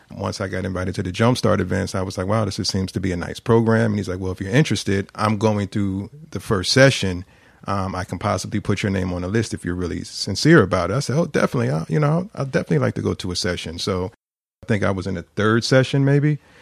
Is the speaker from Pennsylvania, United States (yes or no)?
yes; Philadelphia, Pennsylvania, United States; I grew up in the Queen Lane housing development